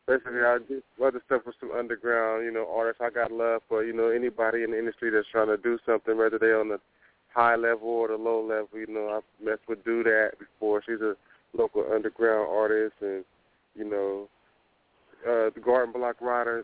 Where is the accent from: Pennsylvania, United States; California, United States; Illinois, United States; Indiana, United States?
California, United States; Sacramento; I'm from South Sacramento. You know, I grew up in the South area, all around Meadowview, Florence